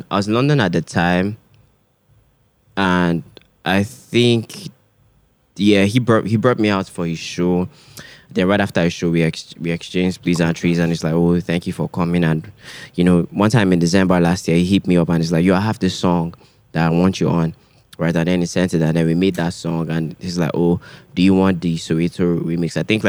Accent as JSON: {"language": "English", "town": "Ojo", "region": "Lagos", "country": "Nigeria", "tie": "born or raised there", "said": "Because you see a lot growing up in Ojo. You see a lot."}